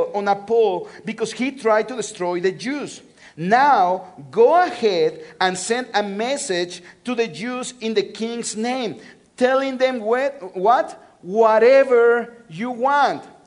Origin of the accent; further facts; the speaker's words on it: Mexico City, Mexico; moved away; I'm from Mexico City. That's my hometown. I was born and raised in Mexico City.